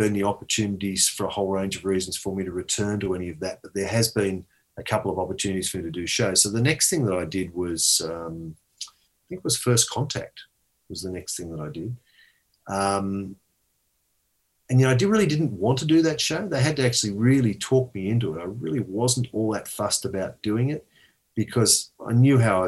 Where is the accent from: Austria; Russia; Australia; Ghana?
Australia; I was born in Australia, but my ancestral roots going back 1,000 years, no joke, going back 1,000 years, Yorkshire.